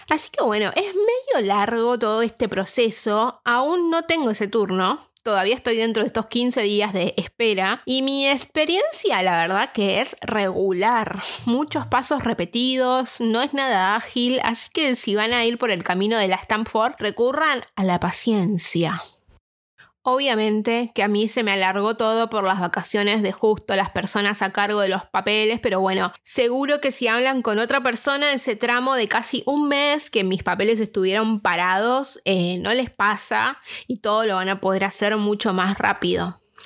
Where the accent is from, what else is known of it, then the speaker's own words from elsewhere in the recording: Argentina; now in Dublin, Ireland; una argentina viviendo en Dublín